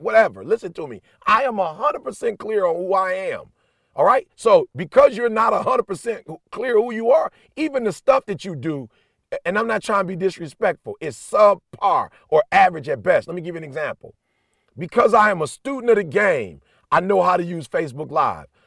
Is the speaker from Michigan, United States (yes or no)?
yes; Detroit, Michigan, United States; I'm blue collar. I'm from Detroit